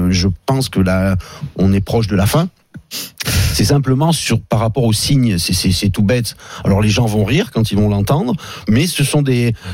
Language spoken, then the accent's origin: French; Saint-Étienne, Auvergne-Rhône-Alpes, France; j'ai 42 ans, mais c'est je suis né à Saint-Étienne, c'est le 42.